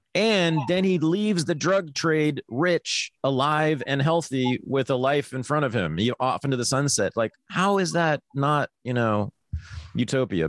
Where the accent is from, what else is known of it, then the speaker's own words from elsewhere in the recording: Berkeley, California, United States; growing up in Berkeley, California in the 1970s in a feminist household